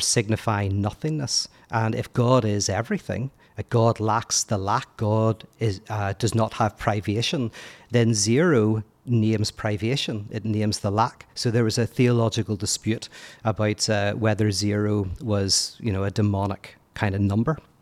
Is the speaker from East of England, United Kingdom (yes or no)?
no; Belfast, Northern Ireland, United Kingdom; moved away as an adult; also born or lived in United States; I'm from Belfast, born and bred